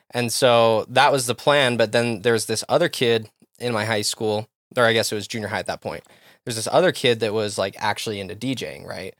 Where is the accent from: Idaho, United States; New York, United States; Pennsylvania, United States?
Idaho, United States; Rexburg; moved away; also born or lived in Texas / Utah; growing up in Rexburg, we had B Y U Idaho right there